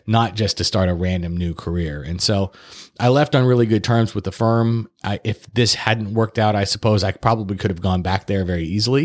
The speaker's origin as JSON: {"language": "English", "town": "Fresno", "region": "California", "country": "United States", "tie": "born or raised there", "also_born_or_lived": "Santa Barbara / Los Angeles", "said": "I'm originally from Fresno."}